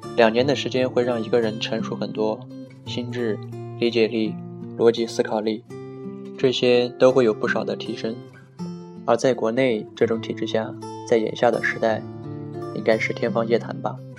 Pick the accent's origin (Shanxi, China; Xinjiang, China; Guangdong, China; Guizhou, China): Xinjiang, China; 对于自己是一个新疆人，觉得再正常不过，甚至还有点小骄傲